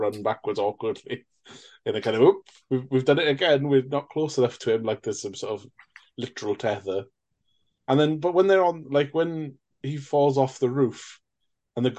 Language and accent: English; United Kingdom; I'm a Brit